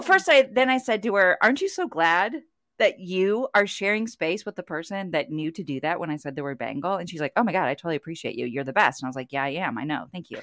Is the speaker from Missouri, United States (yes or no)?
yes; St. Louis, Missouri, United States; I'm from Saint Louis